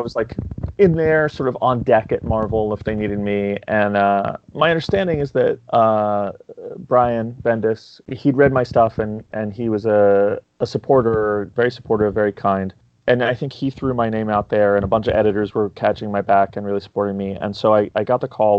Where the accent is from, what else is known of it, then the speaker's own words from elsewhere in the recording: New York City, New York, United States; I grew up in New York City.